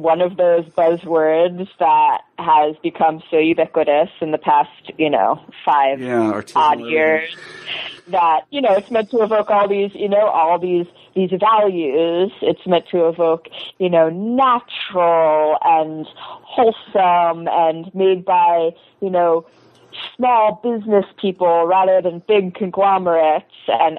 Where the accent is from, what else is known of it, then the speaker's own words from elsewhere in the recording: Chapel Hill, North Carolina, United States; I'm from North Carolina. I'm from Chapel Hill, a college town, and you know, this stuff is very big there.